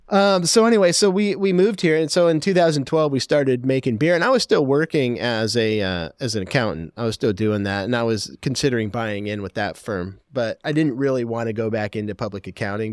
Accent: Portland, Oregon, United States; moved away as an adult; also born or lived in Vancouver, Washington; I grew up in Portland and I lived in Vancouver

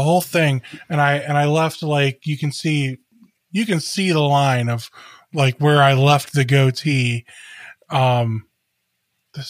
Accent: Cleveland, Ohio, United States; I grew up in the Cleveland area. We moved around a lot

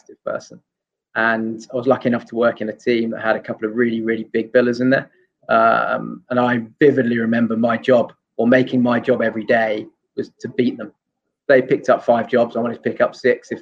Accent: London, United Kingdom; also born or lived in Asia / South Coast of England; I'm actually from London

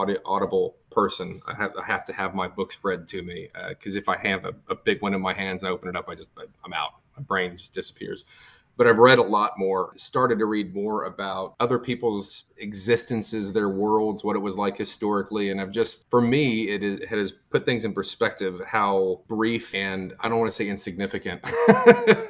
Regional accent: Texas, United States; I'm from Texas

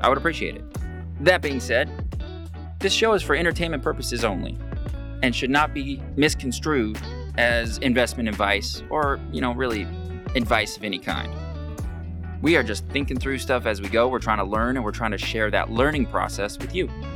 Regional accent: Pacific County, Washington, United States; growing up in Pacific County as a local boy, quite like myself

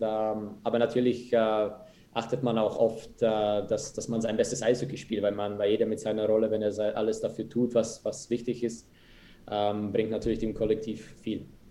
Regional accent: Germany; moved away as an adult; also born or lived in Munich; now in Bern, Switzerland; wir als Deutsche

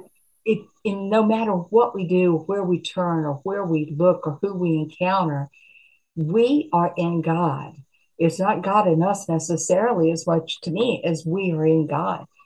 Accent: Appalachia, United States; I'm a mountain, I'm an Appalachian girl.

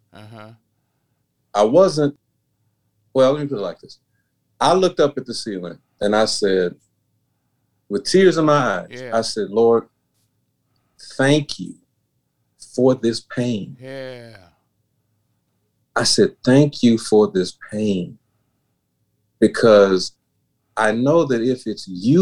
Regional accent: Memphis, Tennessee, United States; moved away as an adult; also born or lived in Chicago / Nashville; I only lived in Memphis, my hometown, for 18

